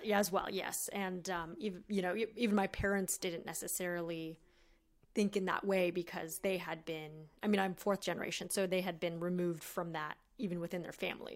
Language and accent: English; La Quinta, California, United States; I grew up in La Quinata